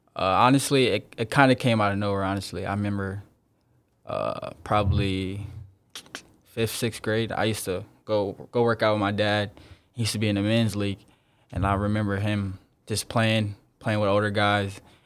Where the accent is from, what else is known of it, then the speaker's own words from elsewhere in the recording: South Bend, Indiana, United States; I'm from South Bend, Indiana, a real small town in Indiana